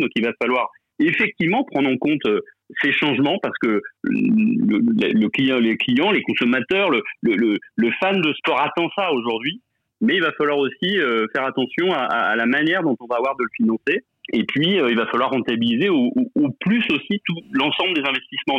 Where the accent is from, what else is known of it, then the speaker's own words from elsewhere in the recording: Lyon, Auvergne-Rhône-Alpes, France; je suis lyonnais